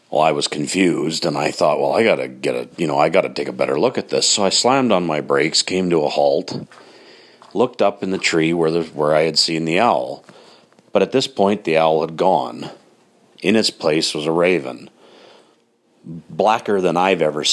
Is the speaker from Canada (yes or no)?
yes; Grande Prairie, Alberta, Canada; where I grew up in Grand Prairie, Alberta.